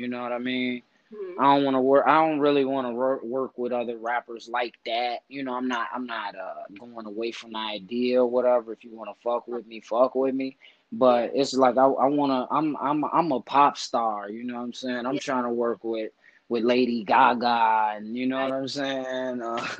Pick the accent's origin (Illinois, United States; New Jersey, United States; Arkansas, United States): Illinois, United States; Chicago; people never think I'm from Chicago. Like, they think I'm from everywhere else but there, you know, because they say my style, my demeanor, my how I talk and shit like that. But then once I tell them I'm from the West Side